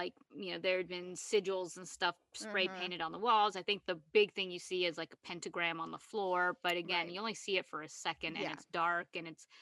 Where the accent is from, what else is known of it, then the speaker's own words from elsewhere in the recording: East Coast, United States; I call it a basement because clearly I'm from the East Coast.